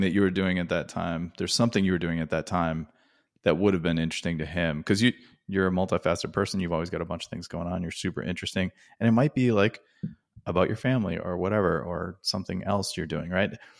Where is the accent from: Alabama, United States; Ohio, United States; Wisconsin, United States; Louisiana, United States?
Wisconsin, United States; where I grew up in Wisconsin and selling candy bars in the cold